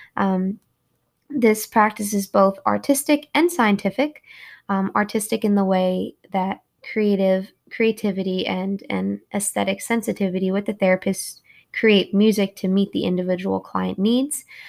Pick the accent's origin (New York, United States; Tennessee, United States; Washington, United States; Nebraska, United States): New York, United States; moved away as an adult; also born or lived in Kentucky; I'm from New York.